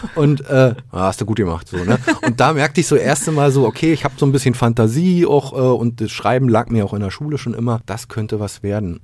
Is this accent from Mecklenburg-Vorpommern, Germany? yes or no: no; Berlin, Germany; moved away as an adult; also born or lived in Magdeburg; als Berliner